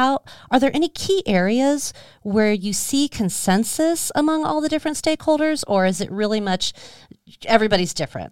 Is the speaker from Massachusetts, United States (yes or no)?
no; Scottsdale, Arizona, United States; I'm a Arizona native. I grew up in Scottsdale